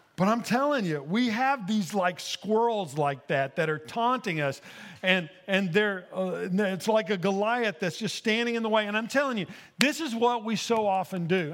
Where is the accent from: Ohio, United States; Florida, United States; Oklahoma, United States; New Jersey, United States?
Oklahoma, United States; Ada; moved away; I grew up in Ada, Oklahoma